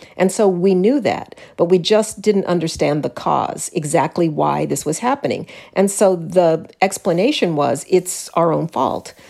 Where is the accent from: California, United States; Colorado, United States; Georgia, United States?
Colorado, United States; Denver; I was raised in Denver